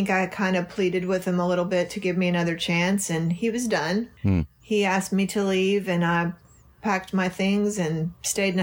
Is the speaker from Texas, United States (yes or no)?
yes; Texas, United States; moved away as an adult; also born or lived in Florida; I moved back to Texas. I'm from Texas